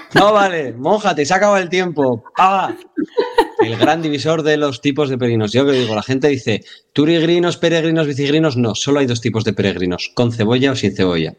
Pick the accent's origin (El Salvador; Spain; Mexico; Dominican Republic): Spain; Navarre; como yo, como buen navarro